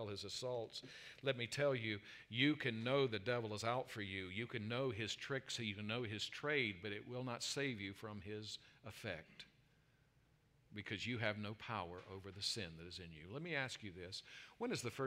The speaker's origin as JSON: {"language": "English", "region": "South Carolina", "country": "United States", "moved": "yes", "said": "I'm from South Carolina"}